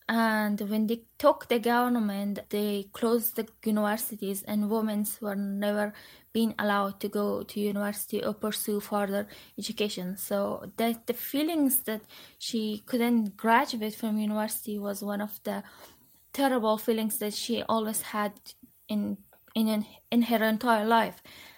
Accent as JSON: {"language": "English", "region": "Kabul", "country": "Afghanistan", "tie": "born or raised there", "also_born_or_lived": "Parwan / Madagascar", "moved": "as an adult", "said": "I was born in Kabul, but I originally am from Parwan, province of Afghanistan, and I grew up in Kabul, but I was visiting Parwan eventually once or twice a year, but mostly I spent my life in Kabul."}